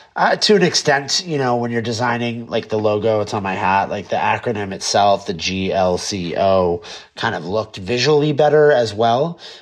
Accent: California, United States; I'm such a Californian and I grew up here and I love it here.

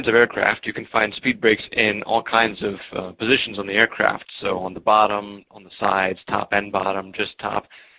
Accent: Maryland, United States; now in Czech Republic; from the U.S., born and raised in Maryland, but currently living in the Czech Republic.

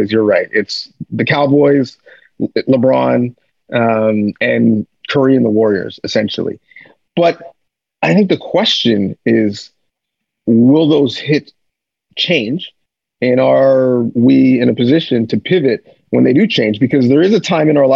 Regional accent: Canada; growing up as a Canadian

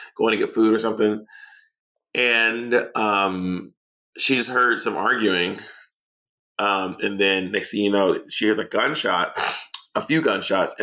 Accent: Atlanta, Georgia, United States; also born or lived in New York City; now in Los Angeles, United States; I'm from Atlanta. I lived in New York City for 12 years.

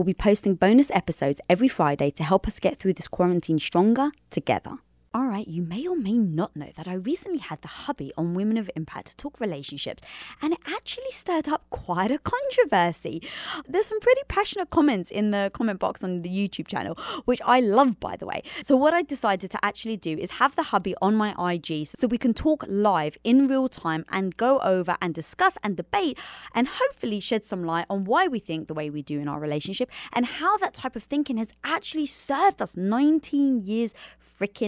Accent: London, United Kingdom; I'm Greek from London

